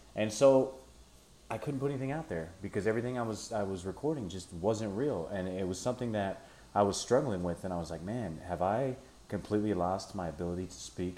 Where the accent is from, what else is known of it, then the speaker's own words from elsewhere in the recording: United States; being American